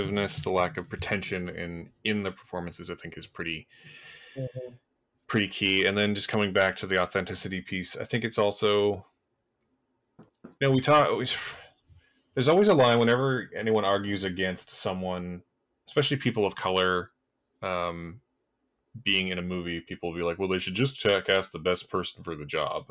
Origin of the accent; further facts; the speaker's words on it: Canada; as a Canadian